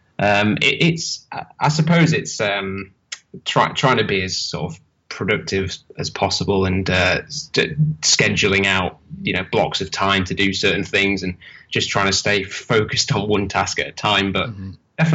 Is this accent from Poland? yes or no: no; Holmfirth, Yorkshire and the Humber, United Kingdom; also born or lived in Leeds/Bradford border; I'm from Yorkshire, in England. I was born and kind of raised around Homeforth, which is where they film Last of the Summer Wine